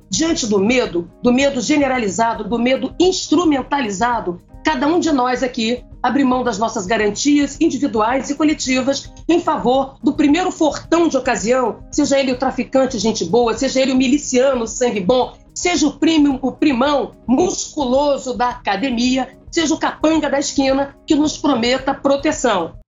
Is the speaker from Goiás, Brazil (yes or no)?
no; Rio de Janeiro, Brazil; eu venho, venho do Rio de Janeiro, é o Salgueiro